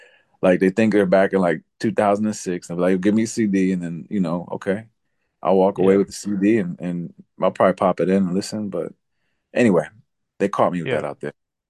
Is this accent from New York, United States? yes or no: yes; New York, United States; because growing up around New York, like you tend to like avoid panhandlers in a way.